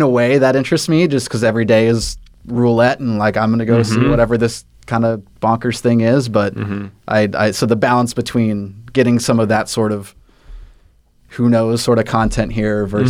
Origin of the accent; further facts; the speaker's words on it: Texas, United States; moved away; I'm from Texas